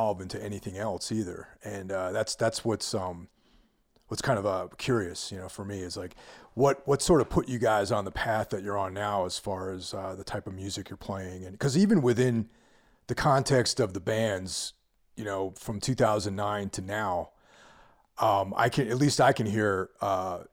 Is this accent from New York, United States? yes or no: yes; New York, United States; moved away; I didn't grow up in the city, but I'm from New York originally